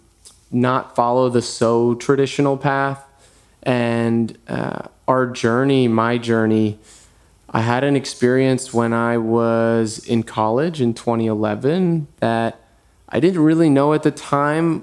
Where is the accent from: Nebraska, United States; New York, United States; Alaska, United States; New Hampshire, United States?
New York, United States; moved away as an adult; also born or lived in Manhattan; now in Los Angeles, United States; I was born in New York, born and raised